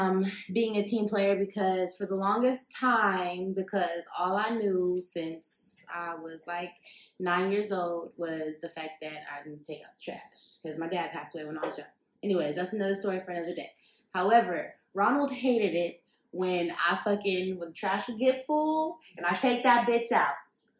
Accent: West Coast, United States; I'm from the West Coast

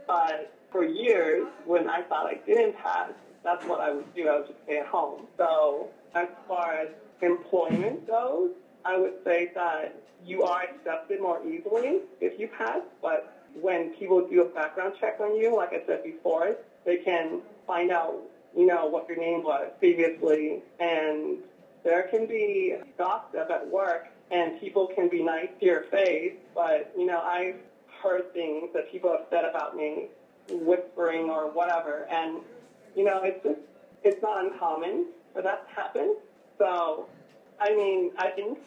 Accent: San Diego, California, United States; I grew up in San Diego

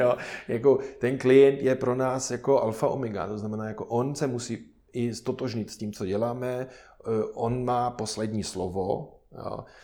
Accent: Germany; Czech is a second language; moved away as an adult; now in Czech Republic; já osobně samozřejmě jsem Němec

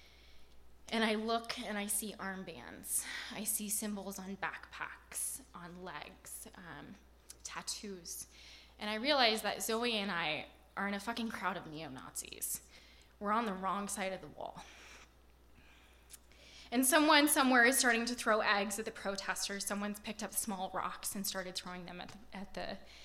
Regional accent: Portland, United States; I'm from Portland.

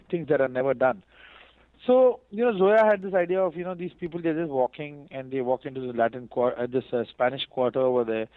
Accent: India; me being an Indian musician

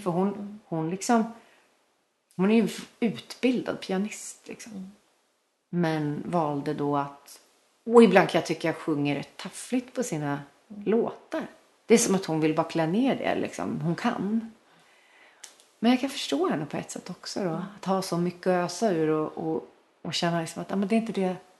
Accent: Sundsvall, Västernorrland County, Sweden; jag kommer från Sundsvall

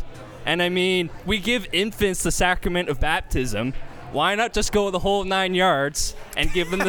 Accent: British Columbia, Canada; I'm from British Columbia

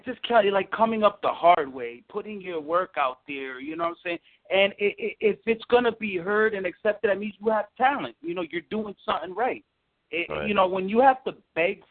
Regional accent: New York, United States; I'm from New York

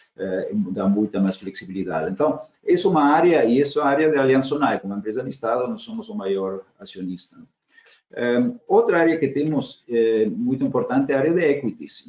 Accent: Argentina; Portuguese is a second language; moved away as an adult; also born or lived in Germany; now in Brazil; eu sou eu sou nascido argentina de cidadania alemã, assim, tenho dupla cidadania, família alemã

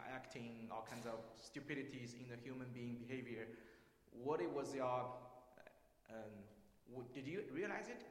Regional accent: China; I'm a Chinese

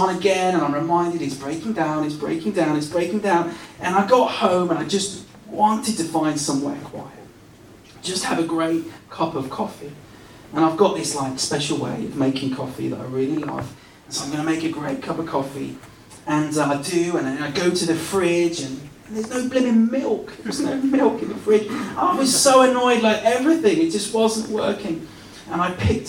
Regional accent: West Country, South West England, United Kingdom; moved away; I grew up in the West Country

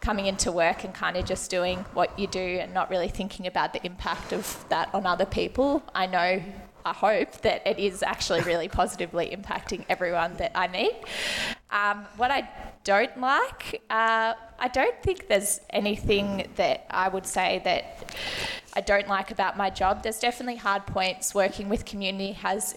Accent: Melbourne, Victoria, Australia; I grew up around the West, so my mum actually teaches at this school

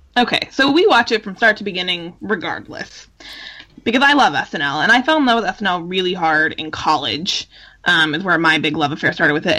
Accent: California, United States; as a Californian

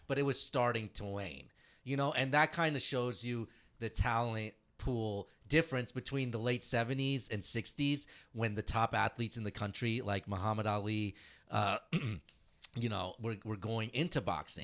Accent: Indiana, United States; I'm from Indiana

